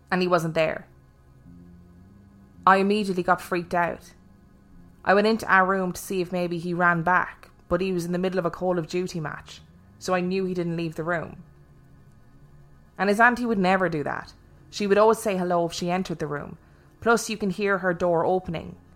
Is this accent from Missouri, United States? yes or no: no; Los Angeles, California, United States; now in Honolulu, United States; I'm originally from Los Angeles, California, and about three years ago, my boyfriend and I moved to Honolulu, Hawaii.